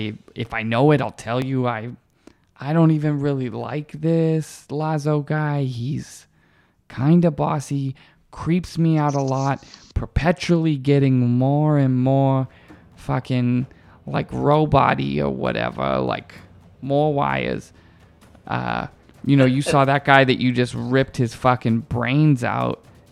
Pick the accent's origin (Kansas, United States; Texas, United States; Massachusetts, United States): Massachusetts, United States; Boston; moved away; I grew up in Boston.